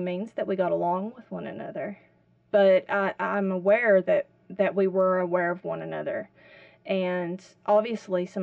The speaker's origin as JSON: {"language": "English", "town": "Whitesburg", "region": "Kentucky", "country": "United States", "tie": "born or raised there", "said": "I grew up here in Whitesburg"}